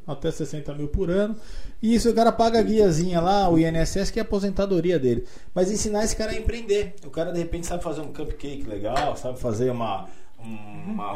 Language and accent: Portuguese; Boituva, São Paulo, Brazil; moved away; also born or lived in Jundiaí; eu sempre tive vontade de voltar para Boituba, que eu considero a minha terra natal